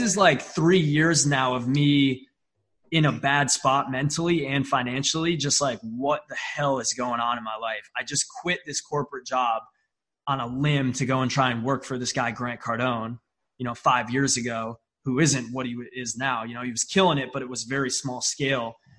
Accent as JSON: {"language": "English", "region": "upstate New York", "country": "United States", "tie": "born or raised there", "said": "I'm from a small town in upstate New York. I mean, like 30,000 people in my town. I am closer to Canada than I am to New York City"}